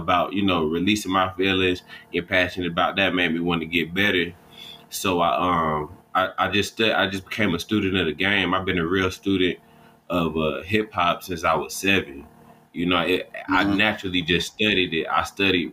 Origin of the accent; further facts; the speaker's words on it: Atlanta, Georgia, United States; I'm from the south side of Atlanta, Georgia. Basically, like Clayton County, we call it Clayco for short.